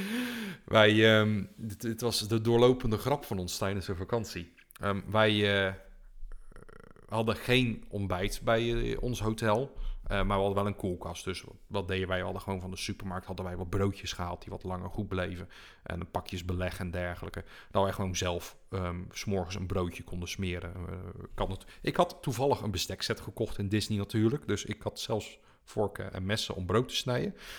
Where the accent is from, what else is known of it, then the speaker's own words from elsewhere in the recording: Netherlands; we als Nederlanders